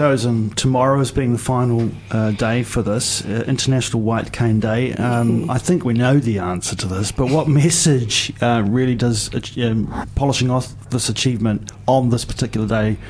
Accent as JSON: {"language": "English", "town": "Dunedin", "region": "Otago", "country": "New Zealand", "tie": "born or raised there", "said": "I grew up on Lucan Street around Bouverie Street"}